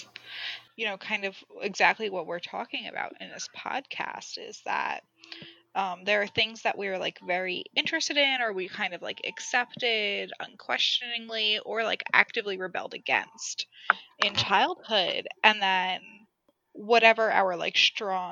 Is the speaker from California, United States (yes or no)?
no; Mamaroneck, New York, United States; I grew up in the Mamaroneck